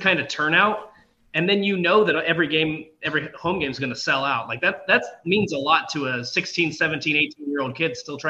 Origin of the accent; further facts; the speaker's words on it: West Lafayette, Indiana, United States; I grew up around the West Lafayette area, so I went to a lot of Purdue games as a kid.